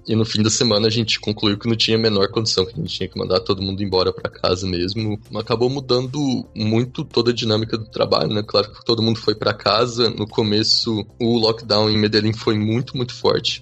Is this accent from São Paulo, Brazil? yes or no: yes; Franca, São Paulo, Brazil; moved away as an adult; also born or lived in Campinas, Brazil; now in Colombia; Eu sou de Franca, no interior de São Paulo